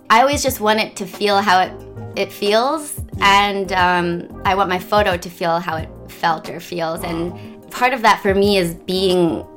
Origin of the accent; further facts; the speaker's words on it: Washington Crossing, Pennsylvania, United States; moved away as an adult; also born or lived in Philadelphia / Mumbai / Paris; now in New York, United States; I grew up in a l- little town called Washington Crossing